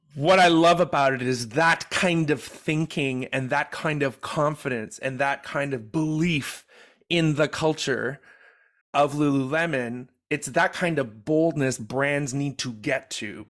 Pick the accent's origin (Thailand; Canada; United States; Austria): Canada; Quebec; I grew up in Quebec.